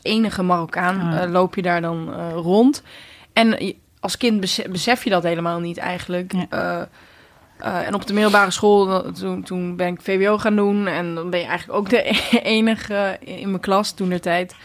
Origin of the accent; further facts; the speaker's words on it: Netherlands; ik ben hier natuurlijk geboren in Nederland. Dus het is niet gek dat ik, eh, dat ik goed Nederlands spreek